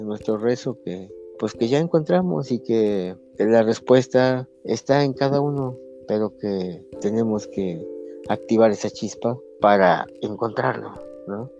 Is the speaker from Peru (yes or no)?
no; Coatepec, Veracruz, Mexico; yo soy de aquí de Coatepec. Aquí nací en la mera, este, en el mero centro donde está la casa de azulejos.